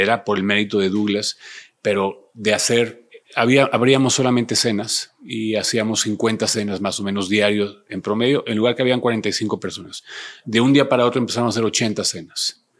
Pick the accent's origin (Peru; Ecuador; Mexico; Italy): Mexico; Ensenada, Baja California; moved away; also born or lived in Monterrey; Yo soy de Ensenada, Ensenada, Baja California